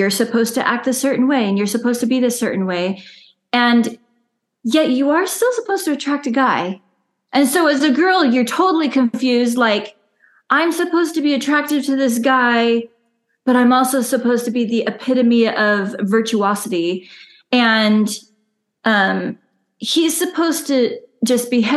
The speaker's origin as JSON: {"language": "English", "region": "Southeast Idaho", "country": "United States", "tie": "born or raised there", "also_born_or_lived": "Utah", "moved": "yes", "lives_now": "Oregon, United States", "said": "now we live in Oregon right now, but we both grew up in Southeast Idaho, and I grew up in Utah until I was 10."}